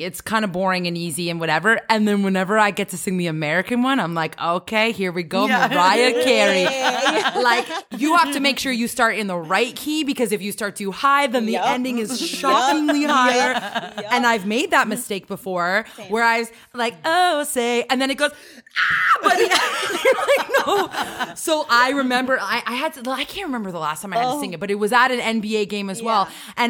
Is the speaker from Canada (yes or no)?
yes; Canada; Do you want to know something funny about as a Canadian?